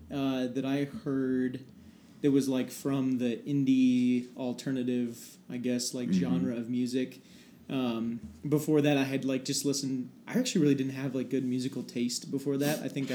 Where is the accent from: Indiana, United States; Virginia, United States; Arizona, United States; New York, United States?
Indiana, United States; North Manchester; I am originally from North Manchester, Indiana, so way up north.